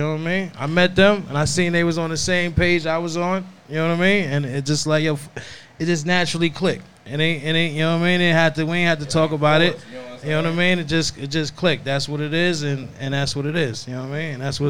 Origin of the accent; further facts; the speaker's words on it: East Coast, United States; I'm from the East Coast